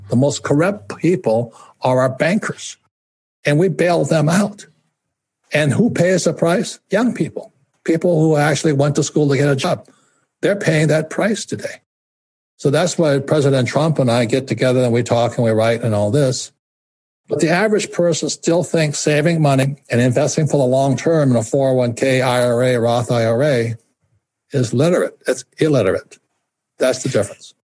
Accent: Hawaii, United States; I'm fourth generation Japanese American. I was raised in Hawaii

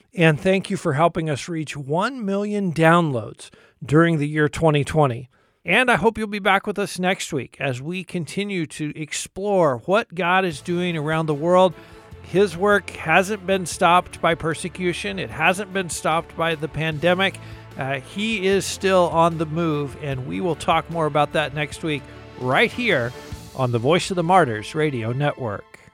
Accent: United States; particularly as American Christians

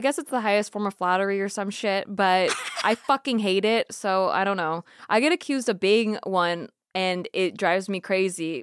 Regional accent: Santa Barbara, California, United States; grew up in Santa Barbara, like a beach town

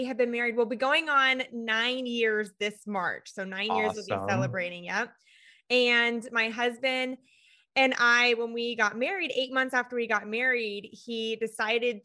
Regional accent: California, United States; moved away as an adult; now in Florida, United States; we're originally from California

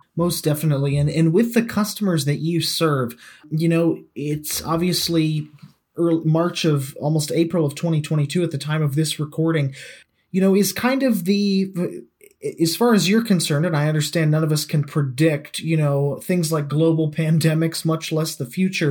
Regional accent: United States; As an American

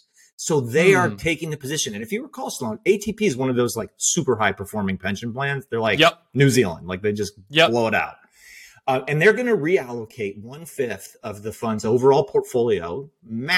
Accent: Canada; now in New York City, United States; I'm from Canada.

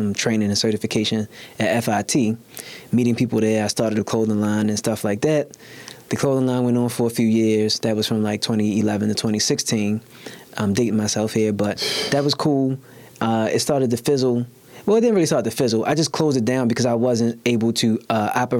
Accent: Baltimore, Maryland, United States; I was born and raised in Baltimore, grew up in East Baltimore

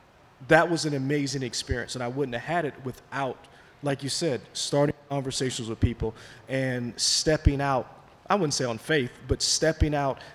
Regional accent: South Carolina, United States; I'm from South Carolina, and you're telling a story about my home.

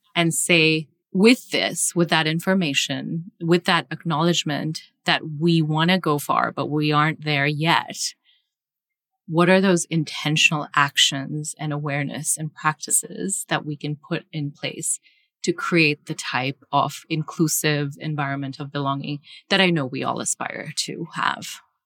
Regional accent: Singapore; moved away; I grew up in Asia, I grew up in Singapore

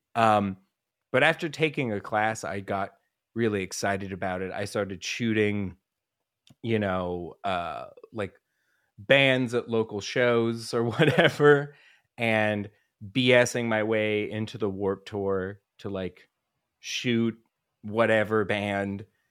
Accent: Denver, Colorado, United States; also born or lived in Rochester, New York; I grew up in Colorado

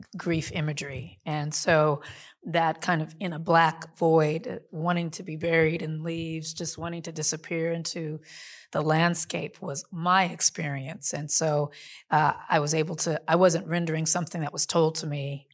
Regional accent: Compton, California, United States; I grew up in Compton

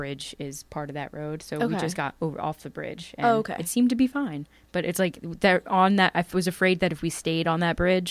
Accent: Bucks County, Pennsylvania, United States; where I grew up in Bucks County is pretty spooky.

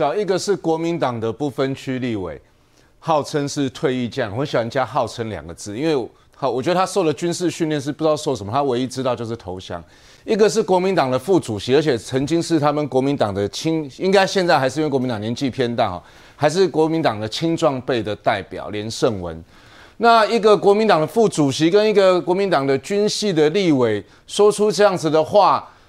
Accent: Taiwan; 你赵康不是整天在挑衅我们台湾人吗？

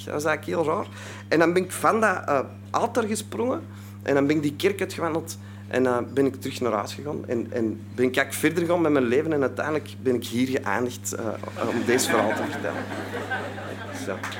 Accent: Antwerp, Flanders, Belgium; ik kom uit Antwerpen, hè, dat zult je al horen, dus uit België

